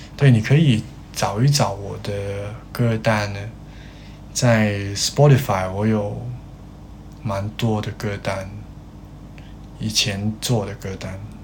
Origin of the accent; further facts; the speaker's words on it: Hong Kong; 我是香港人